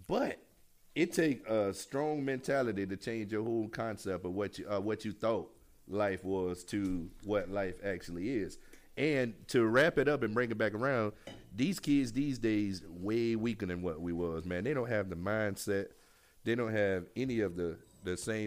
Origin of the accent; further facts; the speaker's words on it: Jacksonville, Florida, United States; I'm from 21st of Phoenix.